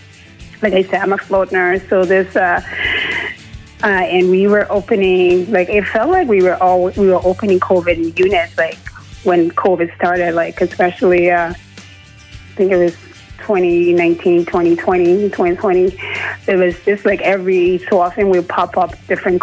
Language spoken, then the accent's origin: English; Liberia; moved away as an adult; now in Kitchener, Canada; I'm actually born and raised in Liberia